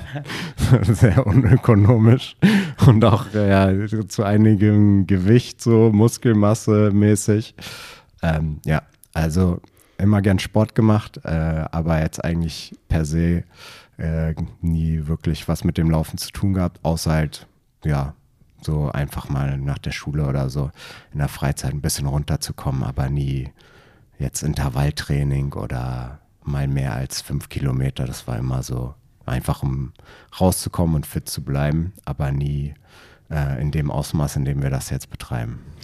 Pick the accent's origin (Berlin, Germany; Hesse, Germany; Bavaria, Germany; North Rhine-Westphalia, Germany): Berlin, Germany; also born or lived in Potsdam / Bayreuth; ich bin geborener Berliner